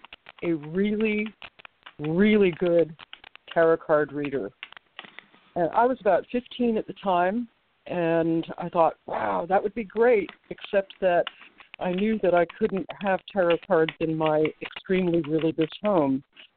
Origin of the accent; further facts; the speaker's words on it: New Jersey, United States; Suburban New Jersey.